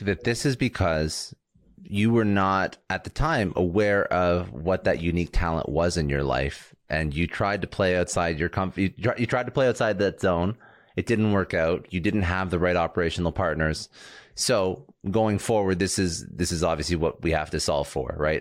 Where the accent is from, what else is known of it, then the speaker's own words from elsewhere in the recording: Toronto, Ontario, Canada; moved away; I'm, I'm originally from Toronto